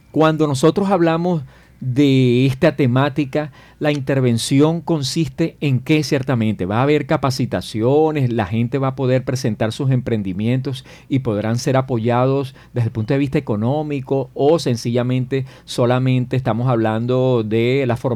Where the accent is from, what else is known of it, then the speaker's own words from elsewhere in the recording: Venezuela; moved away; siendo yo migrante venezolano